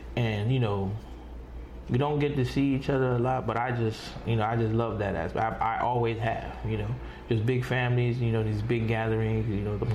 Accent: New York, United States; I come from New York

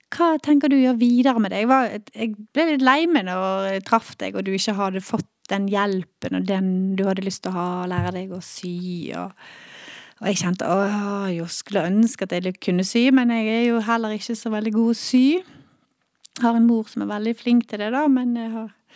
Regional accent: Kautokeino, Troms og Finnmark, Norway; now in Bergen, Norway; Jeg er født i Bergen, men da jeg var fire, så flyttet vi til Kautokeino. Der er min mor fra

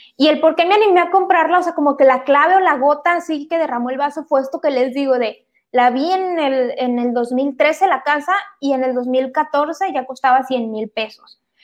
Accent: Monterrey, Nuevo León, Mexico; vivo en Monterrey, soy regia

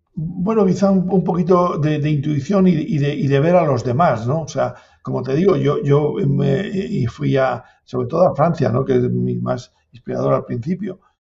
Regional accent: Valbuena de Duero, Castile and León, Spain; also born or lived in La Rioja; Yo soy de, aquí, de, de, Valladolid, de Valbuena, y, adoptado riojano también

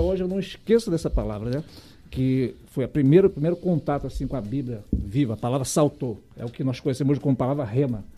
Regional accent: Rio de Janeiro, Brazil; Eu fui nascido e criado ali perto de Sulacap e Realengo

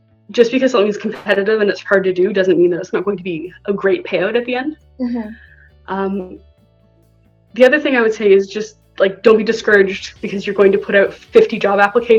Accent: Etobicoke, Ontario, Canada; I'm a suburban Etobicoean. {S0} Yeah. {S1} So I am from Toronto, but I'm not really from Toronto.

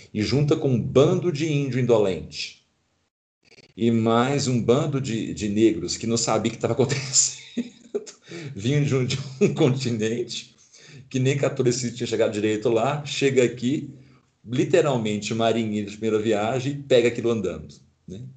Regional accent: Brazil; os vícios adquiridos como brasileiros

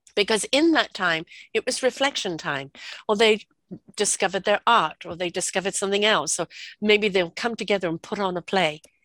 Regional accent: England, United Kingdom; moved away; also born or lived in South Africa; I grew up in England

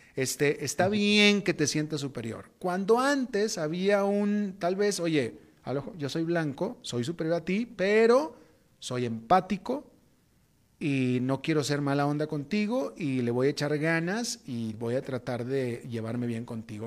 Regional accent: Mexico; moved away as an adult; also born or lived in Atlanta, United States; Yo soy mexicano

